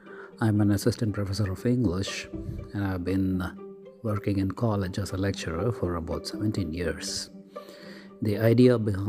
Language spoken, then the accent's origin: English; Madurai, Tamil Nadu, India; I'm from India, Tamil Nadu state, Madurai city.